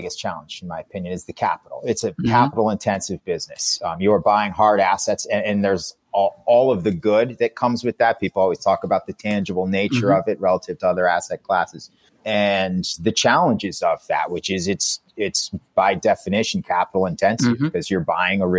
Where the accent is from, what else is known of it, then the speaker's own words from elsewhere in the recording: East Coast, United States; also born or lived in San Francisco; I'm from the East Coast